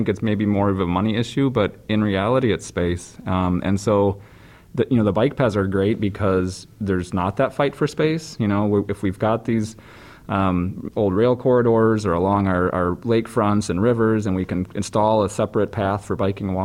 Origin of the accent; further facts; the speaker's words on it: Wisconsin, United States; I grew up in Wisconsin